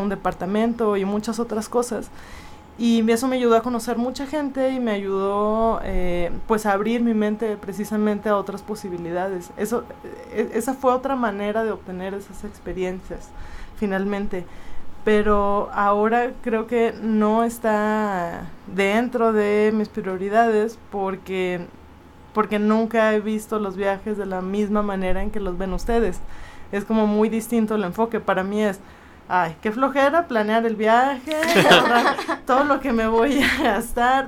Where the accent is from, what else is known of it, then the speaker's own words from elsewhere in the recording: Monterrey, Nuevo León, Mexico; moved away as an adult; also born or lived in Monclova; now in Mexico City, Mexico; Soy de Monterrey, viví en Monclova dos años y llevo seis años y medio en la Ciudad de México